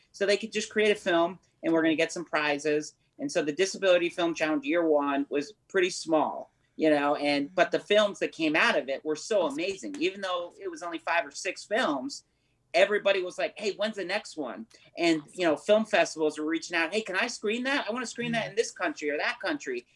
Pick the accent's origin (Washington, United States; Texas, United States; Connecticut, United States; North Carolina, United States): Connecticut, United States; New Haven; now in California, United States; we're all from we're from New Haven, Connecticut